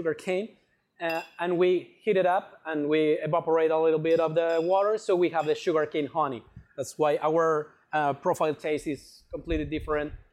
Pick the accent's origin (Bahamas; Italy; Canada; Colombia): Colombia; Bogotá; I'm Colombiano, yes, for sure. I'm from Bogota.